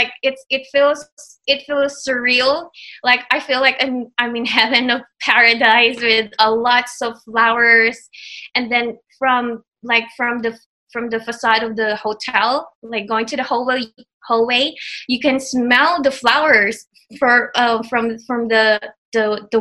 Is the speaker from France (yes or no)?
no; Philippines; first language Tagalog; English is a second language; moved away as an adult; also born or lived in Guam; I grew up in the Philippines, and then after I graduated college